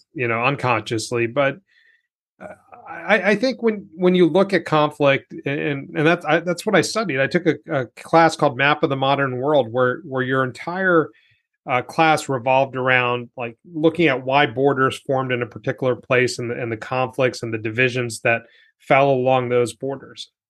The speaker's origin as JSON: {"language": "English", "town": "New York City", "region": "New York", "country": "United States", "tie": "born or raised there", "said": "I was born here. Like, I'm an American"}